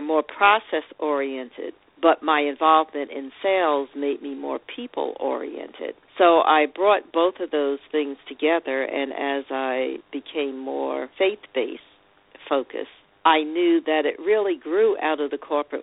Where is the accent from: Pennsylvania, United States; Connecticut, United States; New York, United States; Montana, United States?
New York, United States; New York City; also born or lived in Long Island; my journey started as a young girl growing up in New York City, or Brooklyn specifically, and Long Island.